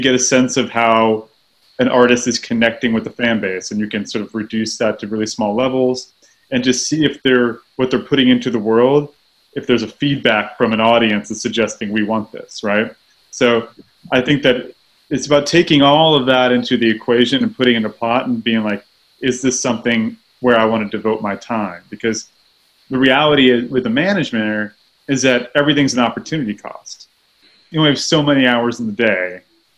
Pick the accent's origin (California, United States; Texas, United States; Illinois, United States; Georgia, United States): Texas, United States; I grew up in Texas